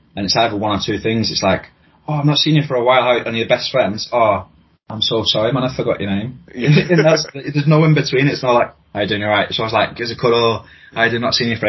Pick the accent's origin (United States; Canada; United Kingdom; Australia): United Kingdom; Wigan, North West England; I grew up in Wigan, around the corner from the Snake Pit.